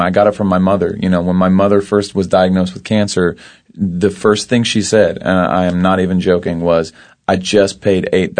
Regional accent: Ashland, Kentucky, United States; I am from Ashland, Kentucky. Good old southern Ashland, Kentucky.

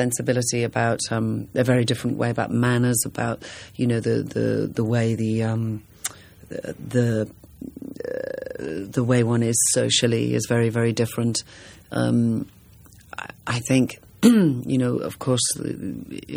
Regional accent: England, United Kingdom; I come from England

